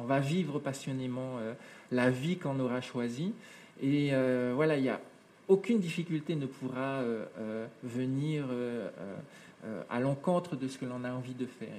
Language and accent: French; Papeete, French Polynesia; also born or lived in New Caledonia; quand je suis arrivé en, Polynésie, avec, avec ma maman